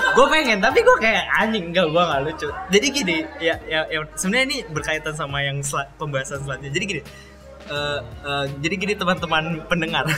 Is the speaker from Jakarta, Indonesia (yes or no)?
yes; Betawi, Jakarta, Indonesia; gua orang Betawi